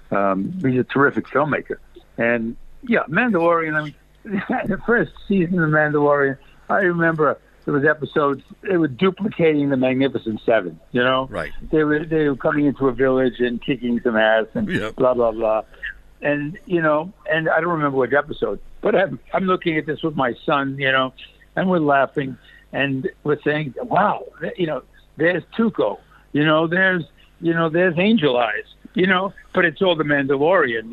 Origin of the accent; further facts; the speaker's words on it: New York City, New York, United States; moved away as an adult; also born or lived in California; I was brought up in in Brooklyn